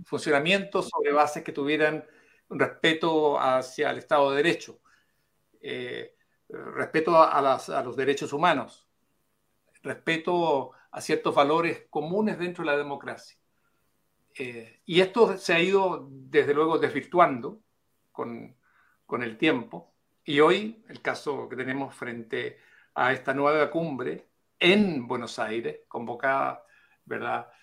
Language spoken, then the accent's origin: Spanish; Chile; como chileno